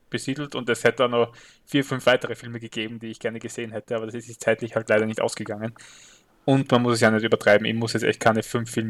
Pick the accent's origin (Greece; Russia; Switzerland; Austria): Austria; stimmt als Österreicher kommt man nicht so oft zu einem Filmfestival